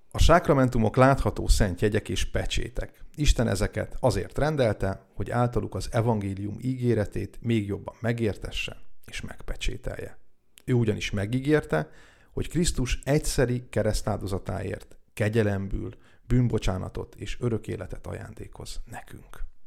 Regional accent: Hungary; also born or lived in Biharnagybajom / Túrkeve; now in Dunaújváros, Hungary; a szülőfalumból, Bihar nagybajon vagy Túrkevéről

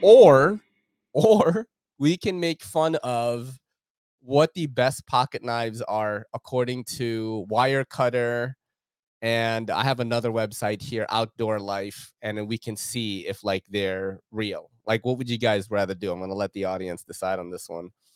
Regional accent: New York, United States; moved away; growing up in New York, um, from the nineties up until two thousands, as, like, a young man and a kid

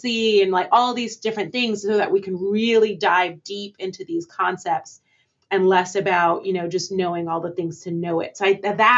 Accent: New York City, New York, United States; moved away as an adult; also born or lived in Barbados; I was born in Barbados. So I definitely identify as a Caribbean American, mm-hmm. and I'm proud of my Bajan roots. I named my hometown as New York City

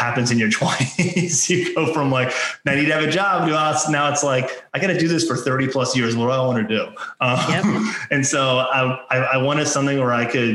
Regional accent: Maryland, United States; I grew up in Maryland

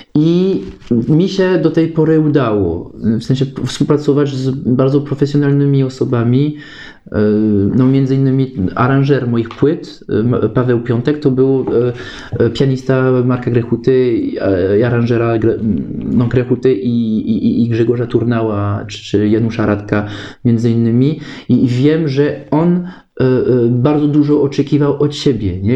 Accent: France; Polish is a second language; moved away as an adult; now in Kraków, Poland; ja jestem Francuzem

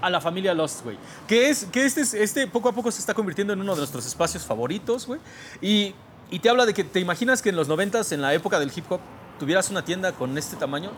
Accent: Mexico; Soy un mexicano muy tradicional

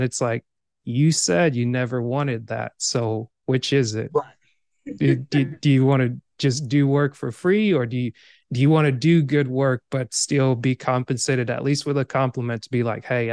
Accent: Georgia, United States; also born or lived in Cameroon; I grew up in Georgia for the most part, but at the same time, I'm also immigrated to America. Like, this year will be 24 years, 25 years. I'm originally from Cameroon

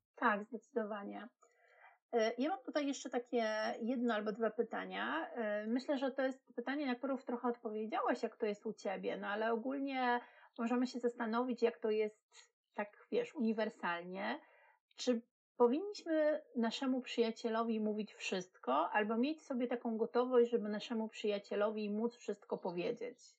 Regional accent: Wrocław, Lower Silesian Voivodeship, Poland; ja jestem z Wrocławia

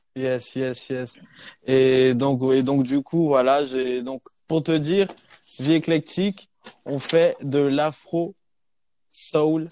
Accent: Côte d’Ivoire; moved away as an adult; also born or lived in Clermont-Ferrand, France; now in Bordeaux, France; Je suis ivoirien de base et je suis venu en, France pour, euh, voilà, pour euh, continuer mes études.

